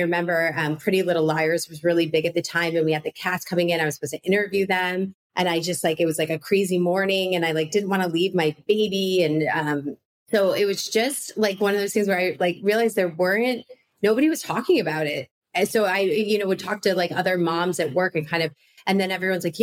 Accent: Chicago, Illinois, United States; I grew up in Chicago, like a Midwestern girl too.

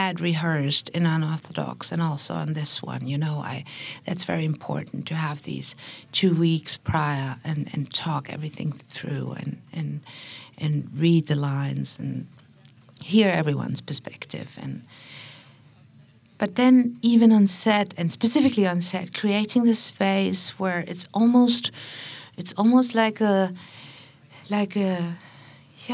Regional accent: Berlin, Germany; I'm from Berlin

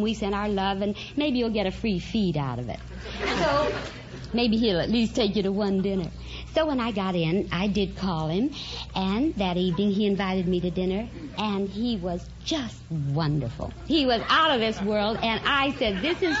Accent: Denver, Colorado, United States

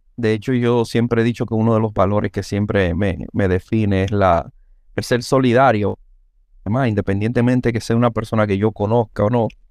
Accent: Santo Domingo, Distrito Nacional, Dominican Republic; also born or lived in Villa Juana, Santo Domingo; a los cuatro años nosotros nos mudamos a San Carlos. O sea, que yo realmente soy sancarleño

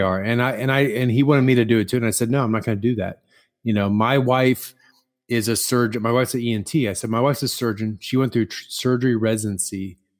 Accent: Midwest, United States; I'm from the Midwest

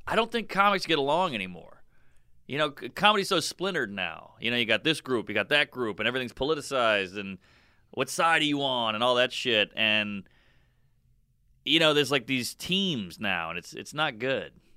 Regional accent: Louisiana, United States; we grew up in Louisiana, you know, it was just, it was mixed

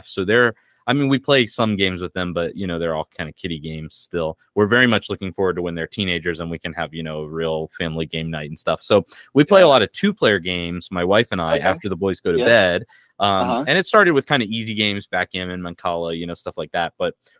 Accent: United States; moved away; I was raised evangelical in America

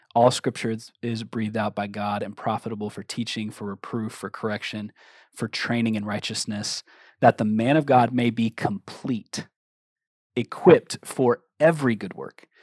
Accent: Cincinnati, Ohio, United States; moved away; also born or lived in Minneapolis, Minnesota; I'm originally from Cincinnati, Ohio, but I was living in Minneapolis at the time that we were dating

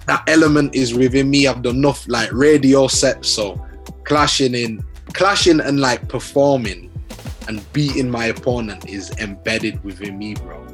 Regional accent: Leeds, Yorkshire and the Humber, United Kingdom; growing up in Leeds, bro, like, I had a good childhood, man.

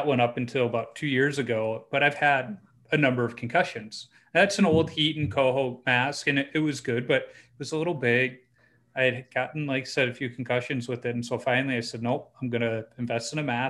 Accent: Chicago, Illinois, United States; I grew up on the South Side

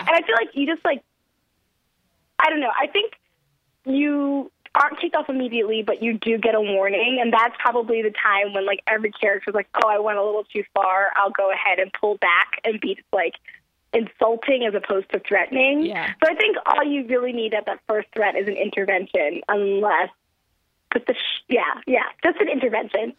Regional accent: Baltimore, Maryland, United States; I am from Baltimore and a Ravens fan

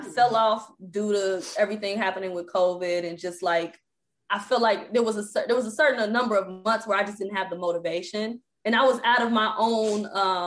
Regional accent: Cincinnati, Ohio, United States; now in New York, United States; I'm from Cincinnati, Ohio

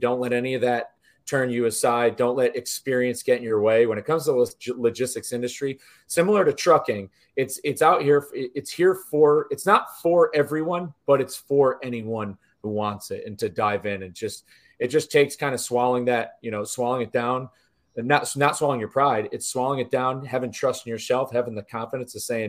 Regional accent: Northeast, United States; growing up in the Northeast

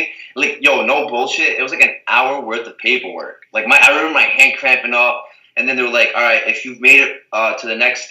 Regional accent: Azores, Portugal; where I'm from, where I was born in Portugal, the Azores

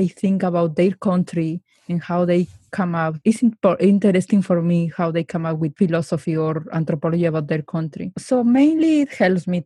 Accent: Mexico; now in Silicon Valley, United States; I grew up in Mexico. I grew up without internet, without even cell phone, without anything

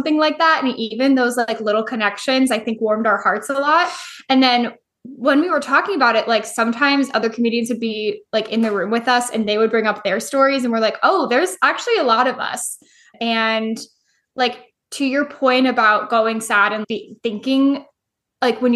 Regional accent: Indiana, United States; I'm from Indiana. I was raised really Catholic

